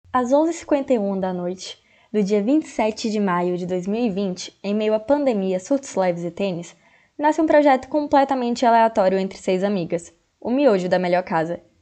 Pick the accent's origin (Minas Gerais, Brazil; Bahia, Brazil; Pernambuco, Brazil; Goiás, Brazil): Bahia, Brazil; Jequié; venho do interior da Bahia, de Jequié, cidade das mochilas gigantes